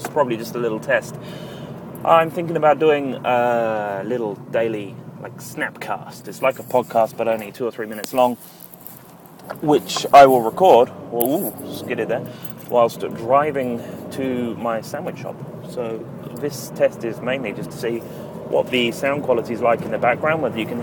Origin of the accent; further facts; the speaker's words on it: United Kingdom; being a British citizen